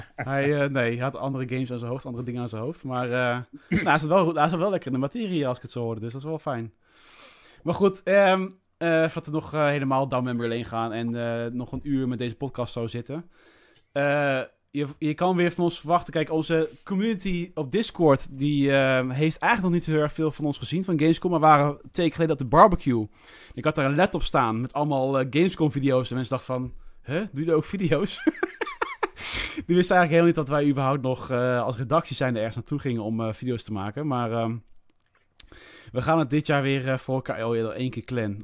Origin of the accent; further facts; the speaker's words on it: Netherlands; als echte Nederlanders